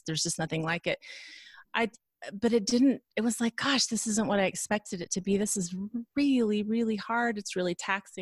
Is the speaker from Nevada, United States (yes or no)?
yes; Reno, Nevada, United States; also born or lived in Lincoln, Nebraska; Reno, Nevada, which is where we're both from